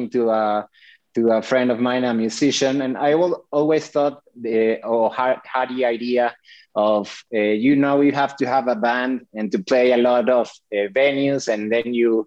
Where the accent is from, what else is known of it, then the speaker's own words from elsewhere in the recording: Mexico City, Mexico; I was born and raised in Mexico City.